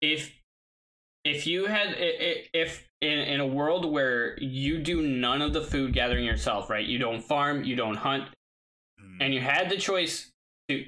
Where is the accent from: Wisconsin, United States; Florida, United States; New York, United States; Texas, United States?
Wisconsin, United States; I'm from Wisconsin